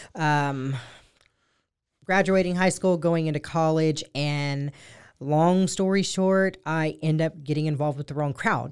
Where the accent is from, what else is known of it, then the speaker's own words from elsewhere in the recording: Lorena, Texas, United States; I was born and raised in Lorena